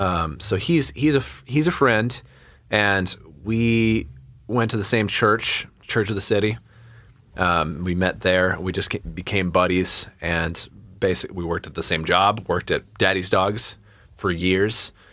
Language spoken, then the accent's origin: English; Reading, South East England, United Kingdom; that's part of my whole thing growing up in a small town, growing up in Reading.